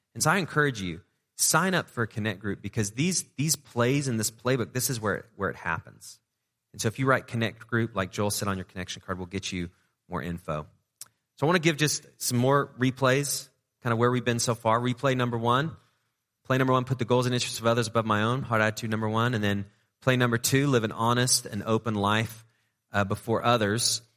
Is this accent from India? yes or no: no; England, United Kingdom; moved away; I grew up in England